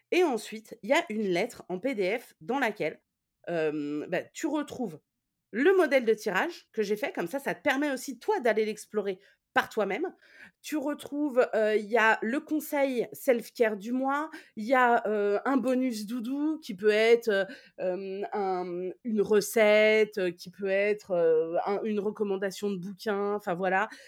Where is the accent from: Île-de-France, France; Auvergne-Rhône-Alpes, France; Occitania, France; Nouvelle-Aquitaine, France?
Occitania, France; Toulouse; Euh, moi, je suis de Toulouse et personne ne tire les cartes à Toulouse.